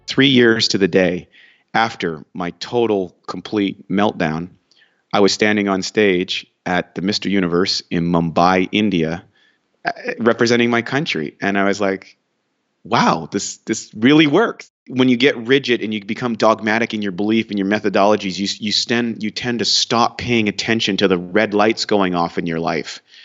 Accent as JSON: {"language": "English", "region": "Northern Canada", "country": "Canada", "tie": "born or raised there", "also_born_or_lived": "New Brunswick", "said": "I grew up in Canada, in northern Canada"}